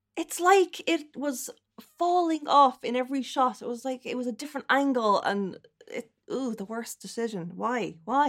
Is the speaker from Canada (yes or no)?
no; Dublin, Leinster, Ireland; now in Athlone, Ireland; I come from Dublin and I live in the Midlands now in lovely Athlone.